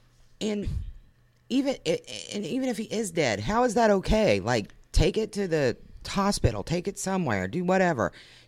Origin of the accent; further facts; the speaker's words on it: Lebanon, Ohio, United States; We had a chicken lady in my hometown.